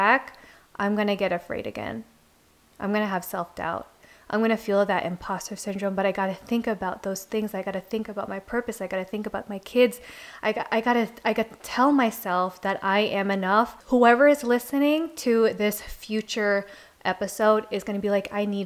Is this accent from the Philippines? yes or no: yes; Philippines; I'm Filipino